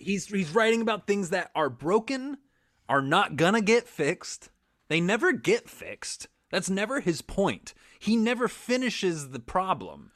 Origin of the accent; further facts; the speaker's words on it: Kansas, United States; I'm from Kansas